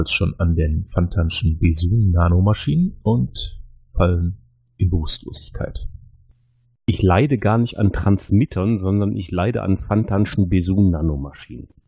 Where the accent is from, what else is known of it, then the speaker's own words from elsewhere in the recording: North Rhine-Westphalia, Germany; born there; Ich glaube, als, als gebürtiger Niederrheiner würde ich ja jetzt Heuskes sagen